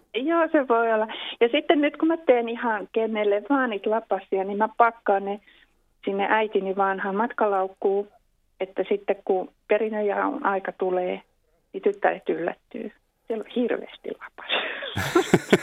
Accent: Helsinki, Uusimaa, Finland; now in Espoo, Finland; olen syntynyt Helsingissä, mutta kyllä mä nyt pääosin täällä olen Espoossa asunut vuosikymmenet.

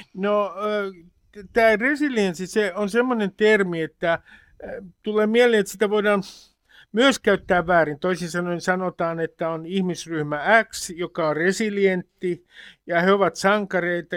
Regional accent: Nummi-Pusula, Uusimaa, Finland; sieltä mistä mä oon kotoisin, Hämeen ja Uudenmaan ja Varsinais-Suomen raja-alueelta, Nummipusolasta

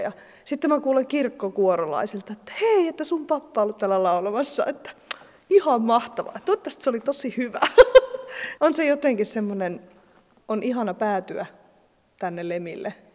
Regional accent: Lappeenranta, South Karelia, Finland; moved away as an adult; also born or lived in Helsinki, Finland; now in Lemi, Finland; mie oon alun perin Lappeenrannasta kotosi.

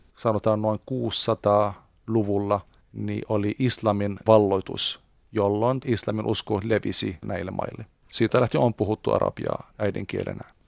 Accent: Beirut, Beirut Governorate, Lebanon; Finnish is a second language; now in Finland; meillä, mistä minä olen kotoisin, Libanonista Beirutissa

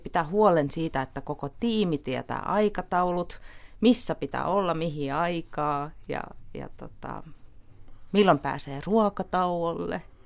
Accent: Tallinn, Harju County, Estonia; now in Finland; olen Virosta kotoisin

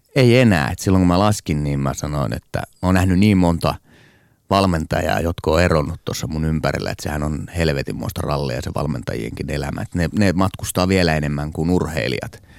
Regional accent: Tornio, Lapland, Finland; moved away; also born or lived in Estonia; mä oon maalta kotoisin Torniosta

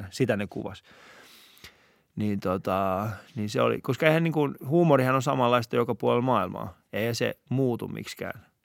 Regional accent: Helsinki, Uusimaa, Finland; Mä oon itse Kontulasta.

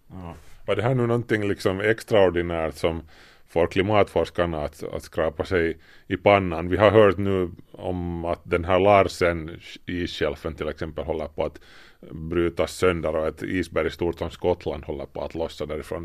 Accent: Finland; vi är ju finlandssvenskar

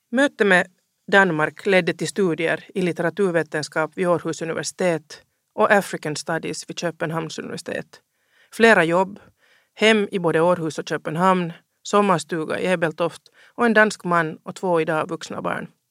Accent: Helsinki, Uusimaa, Finland; also born or lived in Ostrobothnia; Jag är uppvuxen i Helsingfors.

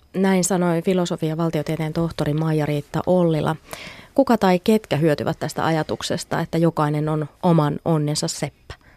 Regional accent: Finland; Me suomalaiset

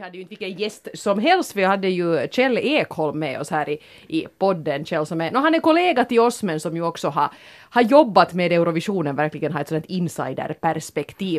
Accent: Finland; som finlandssvenskar

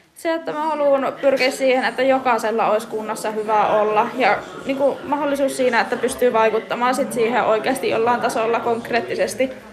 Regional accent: Nurmijärvi, Uusimaa, Finland; now in Tohmajärvi, Finland; mä oon Nurmijärveltä kotoisin

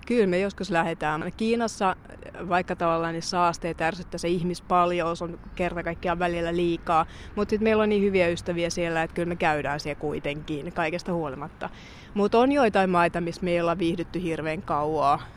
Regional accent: Finland; moved away as an adult; me ollaan Suomesta

